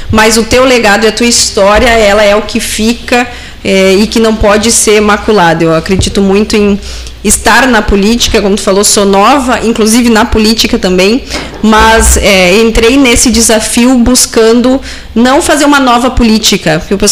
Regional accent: Santa Maria, Rio Grande do Sul, Brazil; Ah, eu sou natural de Santa Maria ah. e a ah. minha irmã é de São Pedro do Sul, lá da região central.

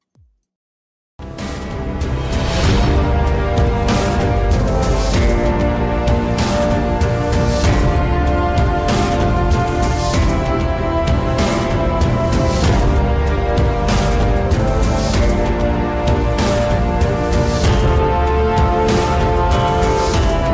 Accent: Kenya; I come from Kenya

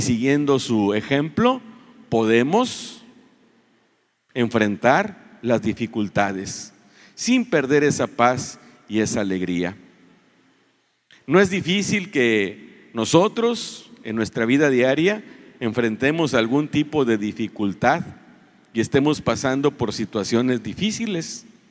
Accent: Reynosa, Tamaulipas, Mexico; No somos el pueblo mexicano, no somos en Tamaulipas, no somos en Reynosa un pueblo de paz

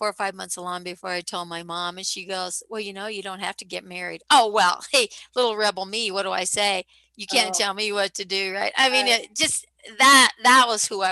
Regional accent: Midwest, United States; I grew up in the Midwest, second oldest of 11 kids

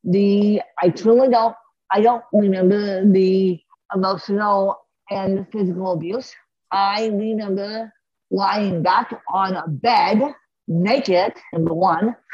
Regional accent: Aspen, Colorado, United States; I grew up in Aspen for 33 years

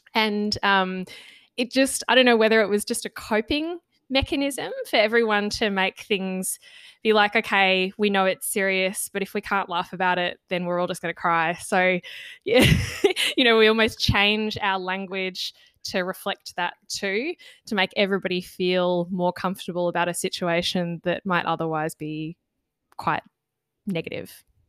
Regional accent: Australia; first language English; as Australians who you know identify as Australian, lived here all of our lives

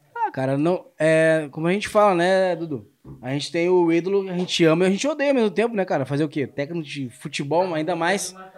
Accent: Rio Grande do Sul, Brazil; eu sou gaúcho

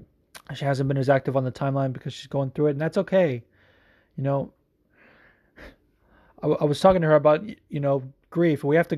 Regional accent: Las Vegas, Nevada, United States; also born or lived in Los Angeles, United States; now in New Jersey, United States; I grew up in Vegas. People always think of me from as being from the West Coast because I live there predominantly

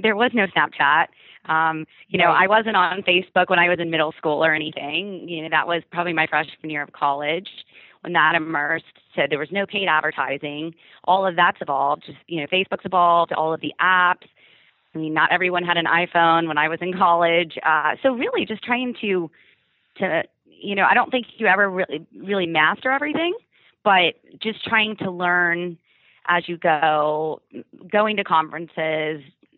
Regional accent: Orlando, Florida, United States; as I was growing up in Orlando

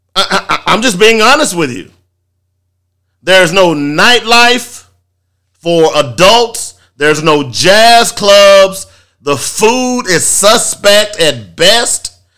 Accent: Little Rock, Arkansas, United States; I grew up here. I grew up in Little Rock.

